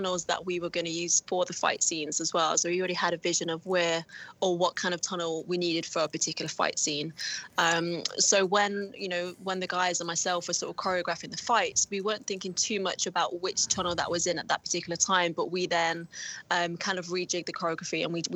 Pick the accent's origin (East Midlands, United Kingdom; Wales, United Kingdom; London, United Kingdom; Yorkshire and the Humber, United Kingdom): East Midlands, United Kingdom; Nottingham; the Nottingham Caves and the underground system in my hometown